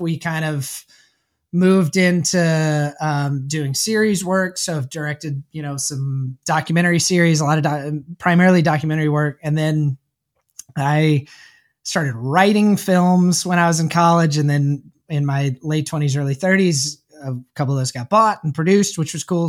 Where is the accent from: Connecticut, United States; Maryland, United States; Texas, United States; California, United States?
Texas, United States; Houston; moved away as an adult; also born or lived in New York; born and raised in Houston, Texas